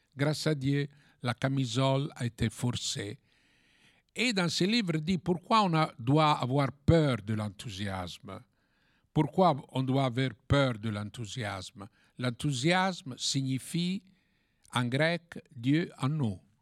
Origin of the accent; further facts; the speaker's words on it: Italy; French is a second language; also born or lived in Paris; en tant qu'Européenne, en tant qu'Italienne et en tant que catholique